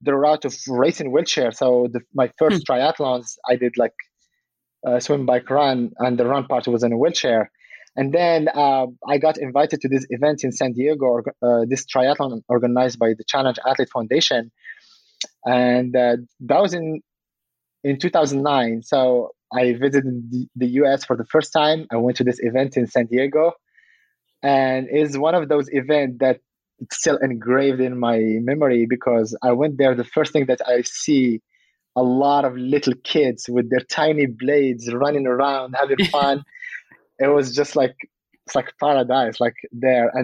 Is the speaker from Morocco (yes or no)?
yes; Casablanca, Casablanca-Settat, Morocco; also born or lived in France / Colorado Springs, United States; now in California, United States; I was born in Casablanca, but I never went outside of Casablanca.